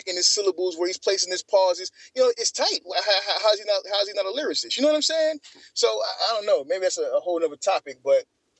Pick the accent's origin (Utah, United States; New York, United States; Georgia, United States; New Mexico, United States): Georgia, United States; Atlanta; growing up in the '90s in Atlanta